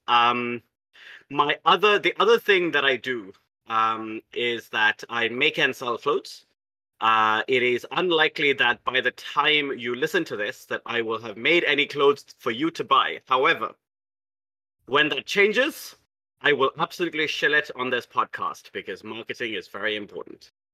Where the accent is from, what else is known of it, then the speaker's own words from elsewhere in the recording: South India, India; also born or lived in Hyderabad, India; I'm from South Asia. I'm in fact from South India. Uh, I live in a city called Hyderabad